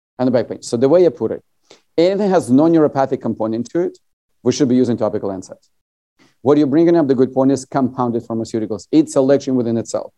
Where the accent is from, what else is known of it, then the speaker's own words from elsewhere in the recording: Latvia; now in United States; I'm originally from USSR. I was born in Latvia